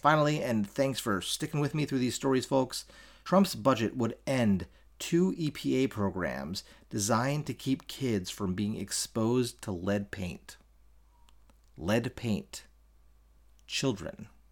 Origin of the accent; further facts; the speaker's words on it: Baltimore, Maryland, United States; my home state of Maryland, uh, my home city of Baltimore